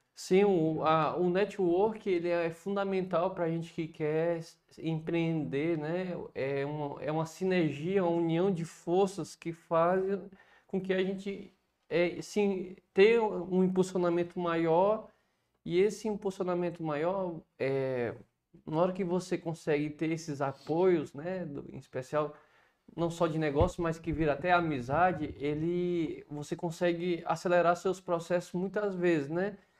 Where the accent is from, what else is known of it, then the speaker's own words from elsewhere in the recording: Viçosa do Ceará, Ceará, Brazil; moved away as an adult; also born or lived in Cuiabá; now in Fortaleza, Brazil; eu sou nascido e criado, de fato, em Viçosa do Ceará